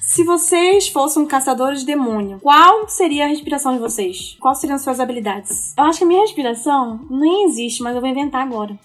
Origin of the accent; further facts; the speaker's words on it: Brazil; como uma boa amazônida que sou